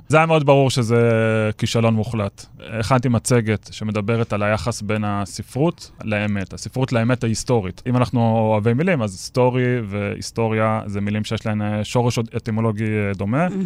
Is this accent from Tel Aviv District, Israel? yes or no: yes; Ramat Gan, Tel Aviv District, Israel; אני גדלתי בספרייה העירונית ברמת גן, ביליתי שם את מיטב שנותיי כילד וגם כנער